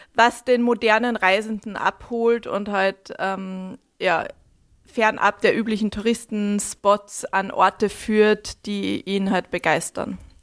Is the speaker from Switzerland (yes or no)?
no; Altenmarkt im Pongau, Salzburg, Austria; moved away as an adult; also born or lived in Hamburg / London / New York / Stockholm; ich bin ähm, in, im Land Salzburg aufgewachsen, in Altmarkt im Pongau